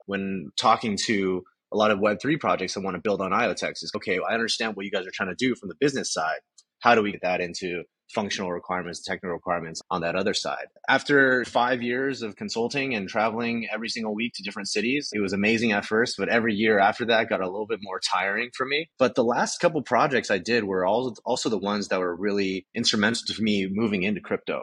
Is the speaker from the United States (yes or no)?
yes; Southern California, United States; growing up in Southern California in a very Asian household